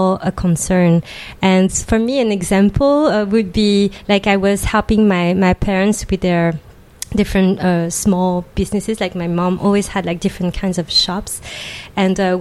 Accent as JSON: {"language": "English", "region": "Île-de-France", "country": "France", "tie": "born or raised there", "said": "I was born and raised in France from Asian immigrant parents"}